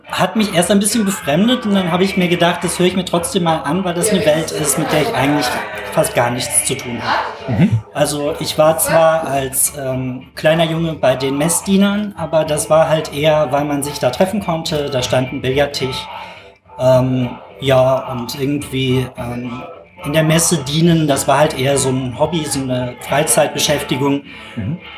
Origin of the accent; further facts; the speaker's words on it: Rhineland, Germany; Ich muss allerdings dazu sagen, ähm, eigentlich bin ich Rheinländer und äh, darum ganz harmlos.